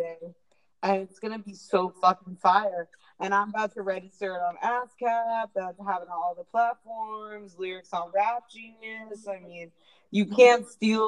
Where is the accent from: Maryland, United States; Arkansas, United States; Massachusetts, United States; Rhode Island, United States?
Maryland, United States; Bethesda; moved away as an adult; now in Los Angeles, United States; I'm originally from Bethesda, Maryland